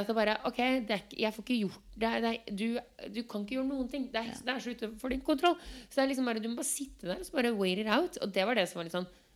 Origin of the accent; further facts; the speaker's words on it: Norway; moved away; jeg som nordmann